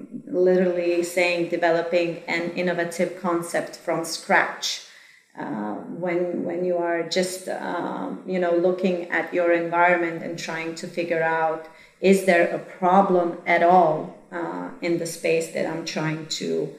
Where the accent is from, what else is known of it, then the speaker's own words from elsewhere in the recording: Croatia; I am originally from Croatia.